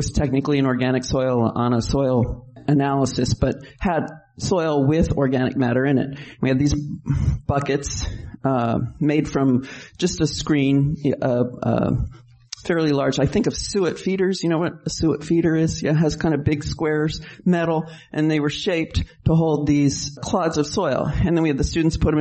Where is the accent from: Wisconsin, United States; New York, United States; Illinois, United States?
New York, United States; now in California, United States; I'm from New York, and when I moved west, I couldn't believe that all the streets are straight